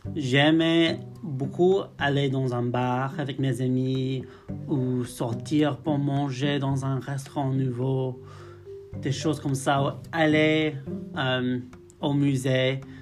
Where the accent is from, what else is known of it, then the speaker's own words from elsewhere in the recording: near Liverpool, North West England, United Kingdom; French is a second language; moved away as an adult; now in Belfast, United Kingdom; je viens du nord-ouest d'Angleterre, près de Liverpool, d'un petit village qui s'appelle Haswell